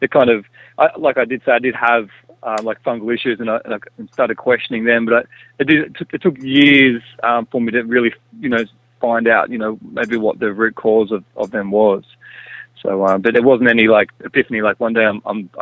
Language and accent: English; Byron Bay, New South Wales, Australia; growing up in Byron Bay